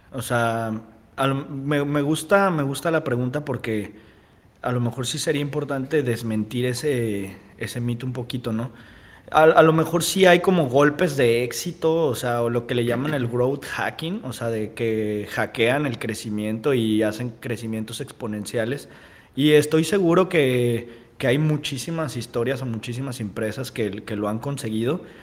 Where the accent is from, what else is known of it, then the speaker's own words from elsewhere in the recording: Guadalajara, Jalisco, Mexico; moved away as an adult; also born or lived in Mazatlán; now in Manzanillo, Mexico; de allá de la ciudad de Guadalajara, que es de donde este, crecí, ¿no? Yo soy de Mazatlán